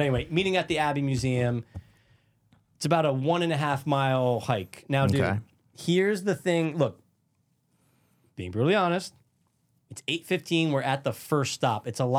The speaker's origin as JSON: {"language": "English", "region": "Connecticut", "country": "United States", "said": "I said, Connecticut."}